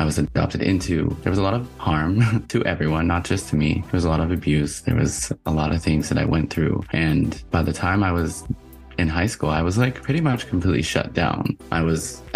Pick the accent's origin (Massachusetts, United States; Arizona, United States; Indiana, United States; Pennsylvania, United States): Pennsylvania, United States; I'm from Pennsylvania